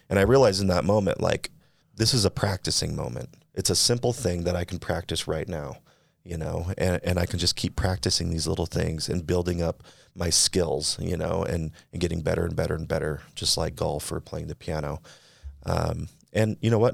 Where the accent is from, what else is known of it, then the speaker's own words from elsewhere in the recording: California, United States; now in Utah, United States; I'm from California